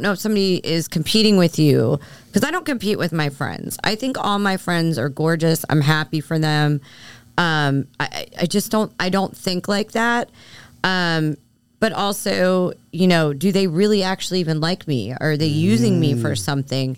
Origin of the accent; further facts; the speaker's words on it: Philadelphia, Pennsylvania, United States; moved away; I'm from Philly. You know, I grew up a certain way